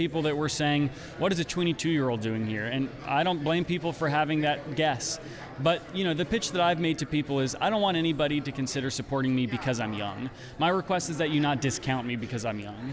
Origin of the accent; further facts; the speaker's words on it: Whatcom County, Washington, United States; I grew up in Whatcom County